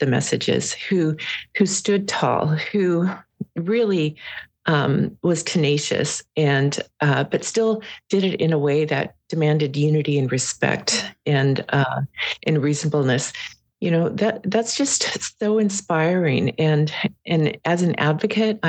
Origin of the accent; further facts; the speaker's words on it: Prince of Wales Island, Alaska, United States; I'm from Prince of Wales, so we have we have remnants of our ancestors